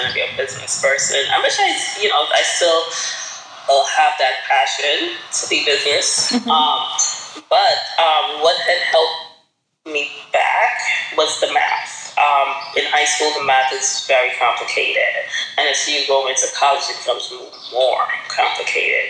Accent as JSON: {"language": "English", "country": "Guyana", "also_born_or_lived": "Brooklyn, New York", "moved": "yes", "lives_now": "New York City, United States", "said": "we're from Guyana"}